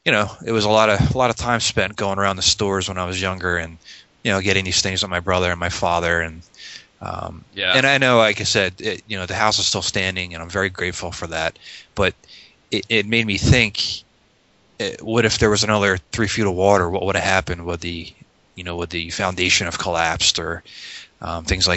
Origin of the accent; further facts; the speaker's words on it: North Wildwood, New Jersey, United States; I grew up in South Jersey, actually North Wildwood, and I lived in the same house for